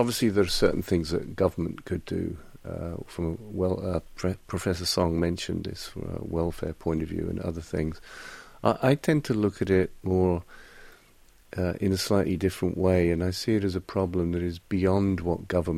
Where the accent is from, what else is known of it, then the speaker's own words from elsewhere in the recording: United Kingdom; now in South Korea; I'm British